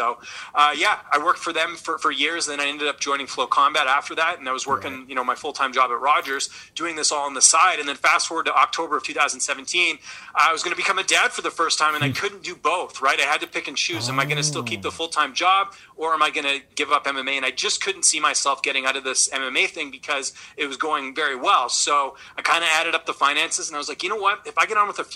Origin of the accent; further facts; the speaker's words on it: British Columbia, Canada; moved away as an adult; also born or lived in Ottawa; now in Toronto, Canada; I'm originally from British Columbia.